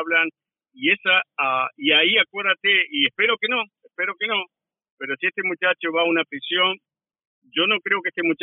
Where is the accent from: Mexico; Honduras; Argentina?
Argentina; moved away as an adult; also born or lived in Washington DC area, United States; now in Washington DC, United States; yo aprendí en los 70 y los 80 en, Argentina. Yo todavía estaba viviendo allá.